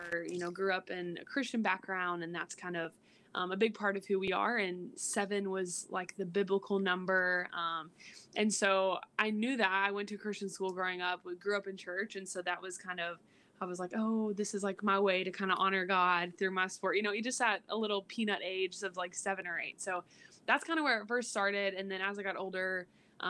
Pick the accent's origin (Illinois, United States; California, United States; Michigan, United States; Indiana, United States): Indiana, United States; Floyds Knobs; moved away as an adult; now in Lexington, United States; I'm originally from Floyd's Knobs, Indiana, about an hour and a half away